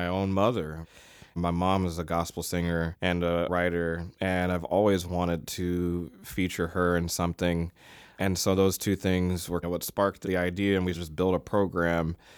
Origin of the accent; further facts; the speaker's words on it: Virginia, United States; I'm from Virginia